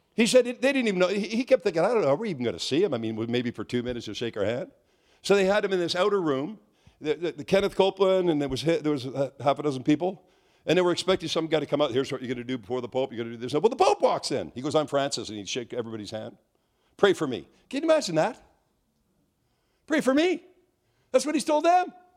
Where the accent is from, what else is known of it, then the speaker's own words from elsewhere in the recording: Quebec, Canada; I'm from Quebec